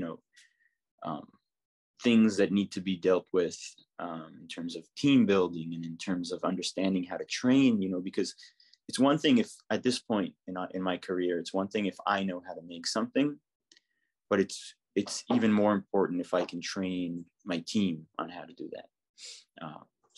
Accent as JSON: {"language": "English", "town": "Jerusalem", "region": "Jerusalem District", "country": "Israel", "tie": "born or raised there", "moved": "as an adult", "lives_now": "New York, United States", "said": "I'm from Jerusalem. So I was born in Jerusalem and then spent almost my entire life there until I moved here"}